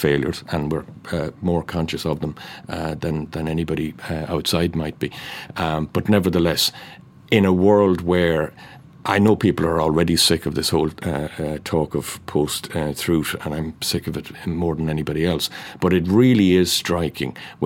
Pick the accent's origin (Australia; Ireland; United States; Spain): Ireland; North Cork, Munster; I'm from North Cork